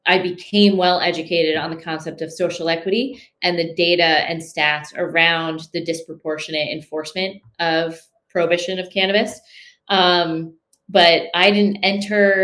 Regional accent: Syracuse, New York, United States; Born and raised in New York, in upstate New York, right outside of Syracuse

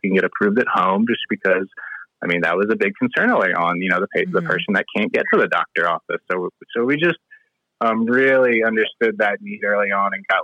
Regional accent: outside of Philadelphia, Pennsylvania, United States; moved away as an adult; also born or lived in Virginia; now in Colorado, United States; I grew up outside of Philadelphia.

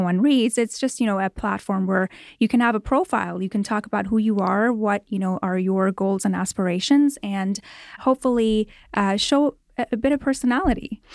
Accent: Toronto, Ontario, Canada; moved away as an adult; now in Los Angeles, United States; I grew up in Toronto, Canada, and moved here about eleven years ago to Los Angeles

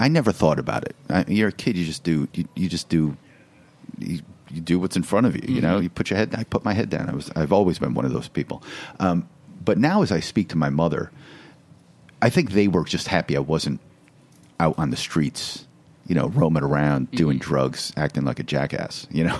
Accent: Waterbury, Connecticut, United States; Thanks for having my childhood in Waterbury, Connecticut.

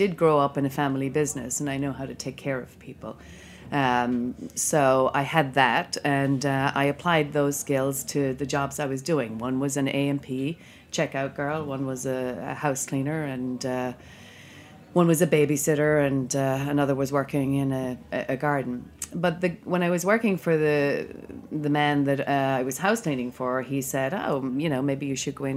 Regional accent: Ireland; moved away as an adult; now in United States; I'm originally from Ireland, and I came here for a summer in 1990

